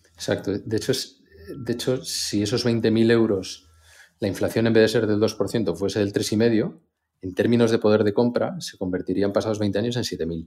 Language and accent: Spanish; Spain; como los españoles